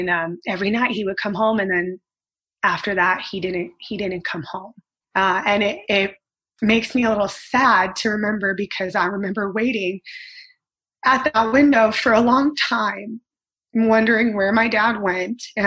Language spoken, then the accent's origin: English; Los Angeles, California, United States; I was living in Reseda, California. I grew up here. I was born and raised in California.